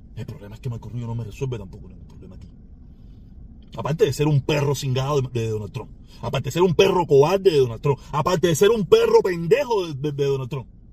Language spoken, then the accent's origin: Spanish; Cuba; now in United States; yo vivo en Estados Unidos. Pero a la misma vez tengo mi, mi, corazón en mi país, en mi patria, que es Cuba.